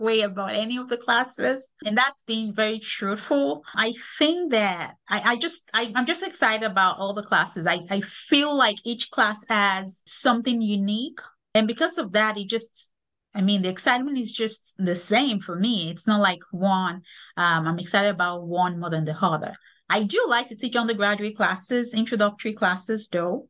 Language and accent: English; Lagos, Nigeria; moved away as an adult; also born or lived in Kansas; now in United States; am originally from Lagos, Nigeria. I grew up in Lagos.